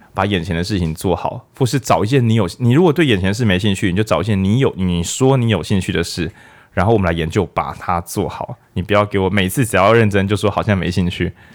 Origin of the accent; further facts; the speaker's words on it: Lukang, Changhua County, Taiwan; 我小时候住在路港海边